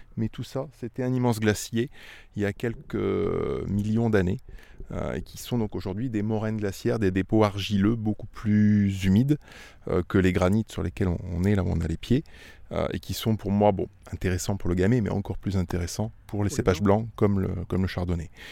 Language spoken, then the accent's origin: French; Auvergne-Rhône-Alpes, France; moved away as an adult; also born or lived in Lyon / Régnié (Beaujolais); now in Régnié, France; Moi, je suis auvergnat d'origine